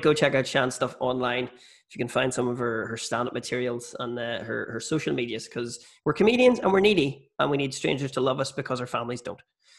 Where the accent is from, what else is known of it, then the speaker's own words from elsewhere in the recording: Ireland; moved away as an adult; also born or lived in Australia; as an Irish person